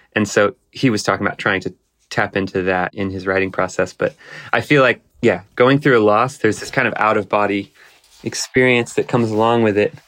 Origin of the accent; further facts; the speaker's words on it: Texas, United States; I grew up in Texas playing gut house blues